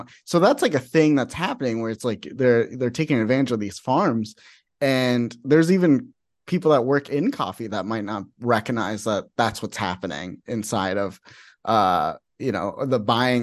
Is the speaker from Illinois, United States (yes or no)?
no; Phoenix, Arizona, United States; I'm from Phoenix for the most part of my life